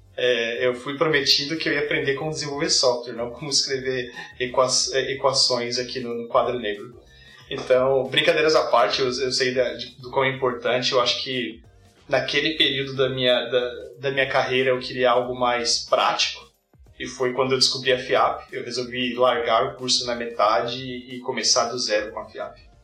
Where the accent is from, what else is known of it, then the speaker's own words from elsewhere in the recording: São Paulo, Brazil; moved away as an adult; now in Canada; eu sou de São Paulo, me mudei para o Canadá há sete anos atrás